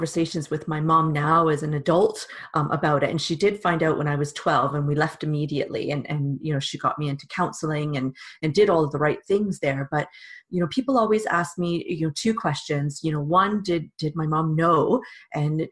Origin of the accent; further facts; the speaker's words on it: Canada; accent: Canadian; now in England; you could probably tell from my accent that I'm also Canadian